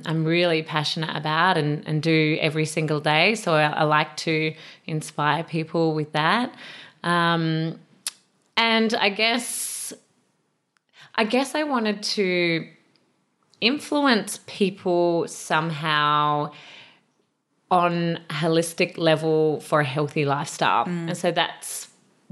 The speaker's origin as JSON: {"language": "English", "town": "Adelaide", "region": "South Australia", "country": "Australia", "tie": "born or raised there", "said": "I grew up in Adelaide, South Australia, in the Adelaide Hills."}